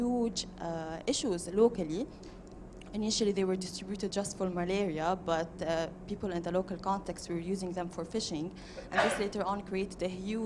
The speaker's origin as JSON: {"language": "English", "country": "Lebanon", "moved": "yes", "said": "I'm from Lebanon"}